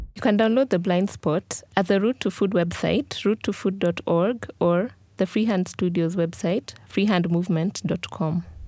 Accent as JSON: {"language": "English", "country": "Kenya", "said": "as a Kenyan"}